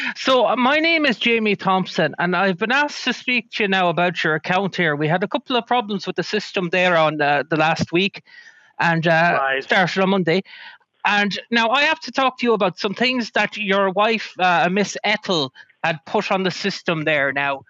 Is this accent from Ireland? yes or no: yes; Ireland; Now, listen, I'm an Irishman.